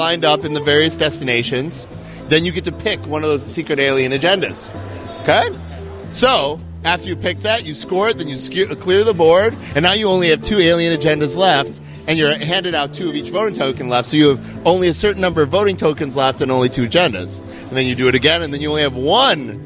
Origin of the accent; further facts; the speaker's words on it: Minnesota, United States; I'm from Minnesota